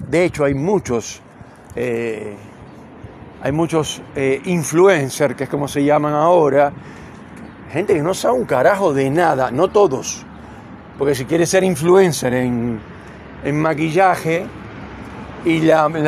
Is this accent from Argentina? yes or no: yes; Argentina; Yo me considero un ciudadano del mundo. Tengo nacionalidad argentina, pero soy un ciudadano del mundo.